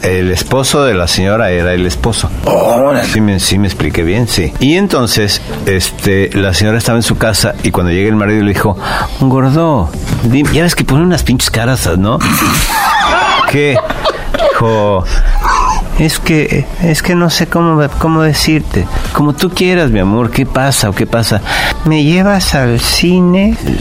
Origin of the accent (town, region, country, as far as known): Mexico City, Mexico; born or raised there